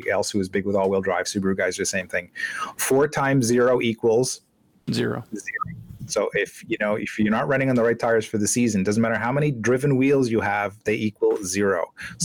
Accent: Canada

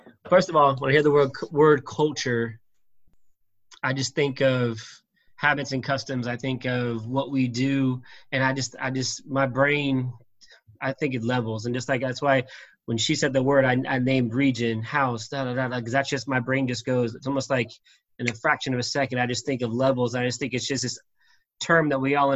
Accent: Homestead, Florida, United States; moved away as an adult; growing up in South Florida, I grew up in Homestead

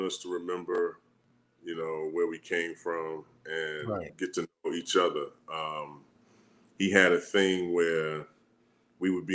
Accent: New York City, New York, United States; moved away as an adult; also born or lived in North Carolina; I'm from Brooklyn

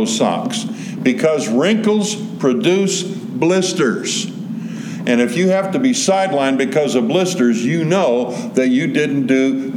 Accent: Southern California, United States; For those of us who were born and raised in Southern California

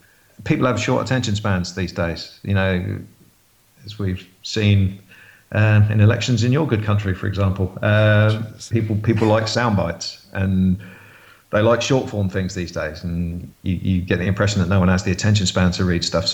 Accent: Waterlooville, South East England, United Kingdom; moved away as an adult; now in Southampton, United Kingdom; we moved to a place called Waterlooville, which is very much in Portsmouth country.

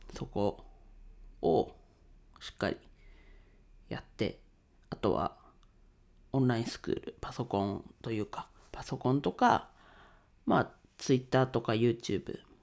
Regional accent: Ninohe, Iwate, Japan; now in Tokyo, Japan; 地元岩手県二戸市

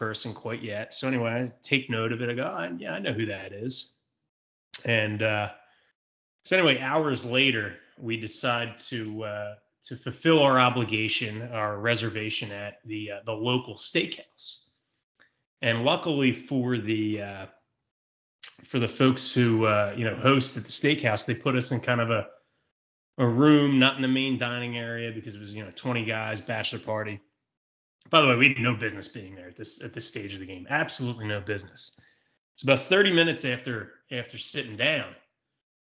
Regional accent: Philadelphia, Pennsylvania, United States; we're from Philadelphia

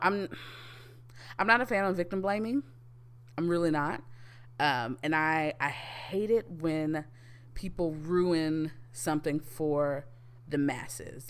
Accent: United States; we as American citizens

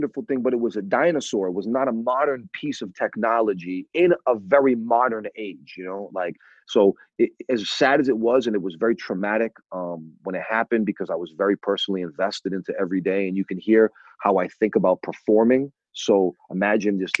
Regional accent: New England, United States; growing up in New England.

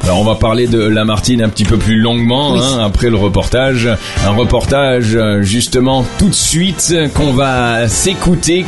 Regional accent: France; now in Lebanon; en tant que Français

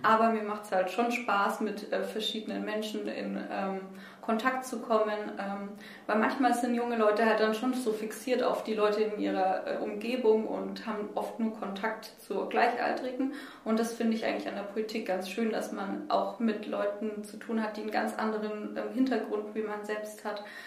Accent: Nuremberg, Bavaria, Germany; Ich komme ähm, aus Boxdorf, aus dem Knoblauchsland, ähm, wohne da eigentlich schon immer

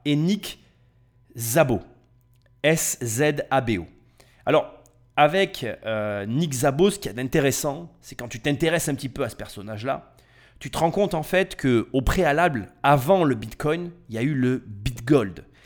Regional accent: France; je suis français et je vis en France

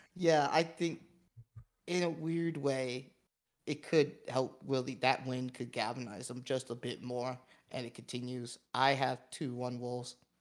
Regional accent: United States; as an American

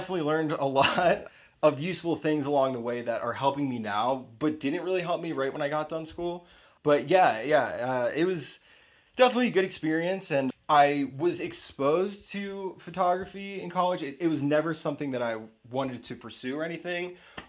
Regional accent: Pennsylvania, United States; moved away as an adult; now in Colorado, United States; But yeah, I'm from Pennsylvania, and I just recently moved out here to Colorado, let's say 7 months ago.

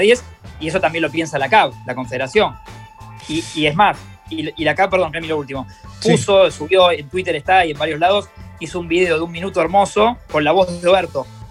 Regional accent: Argentina; me hizo ruido como argentino

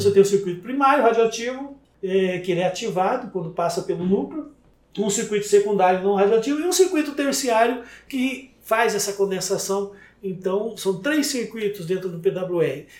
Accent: Brazil; porque eu sou brasileiro

